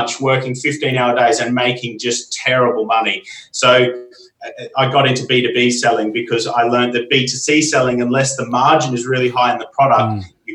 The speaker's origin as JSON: {"language": "English", "town": "Armidale", "region": "New South Wales", "country": "Australia", "tie": "born or raised there", "moved": "as an adult", "lives_now": "England, United Kingdom", "said": "I'm from Australia. I'm from a small country town in New South Wales called Armidale."}